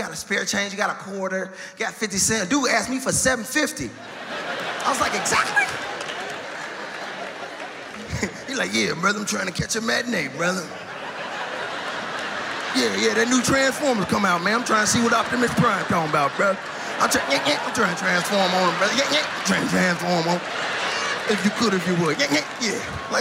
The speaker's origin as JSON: {"language": "English", "town": "Chicago", "region": "Illinois", "country": "United States", "tie": "born or raised there", "said": "raised on South Side"}